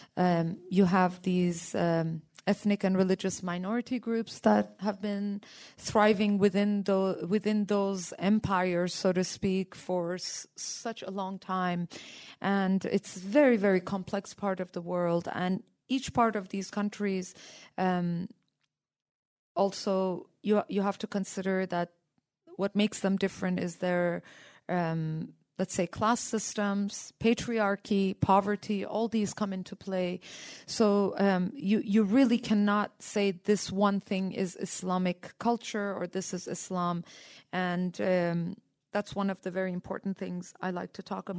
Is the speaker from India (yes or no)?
yes; India; also born or lived in Iran / Canada; now in United States; I'm uh, uh, born in Iran and raised in India